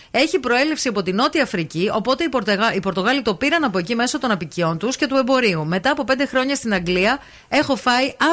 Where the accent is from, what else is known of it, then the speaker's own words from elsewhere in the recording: Berlin, Germany; έχω μέτρο σύγκριση γιατί κατάγομαι από το Βερολίνο και είχαμε πολύ καλά ασιατικά εστιατόρια.